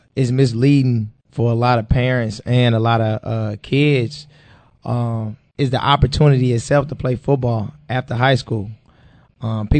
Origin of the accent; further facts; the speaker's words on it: St. Louis, Missouri, United States; I'm from the Show Me State, St. Louis, Missouri